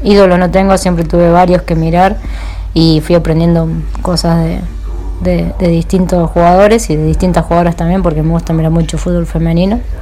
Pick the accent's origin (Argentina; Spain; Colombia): Argentina; Córdoba; soy de Córdoba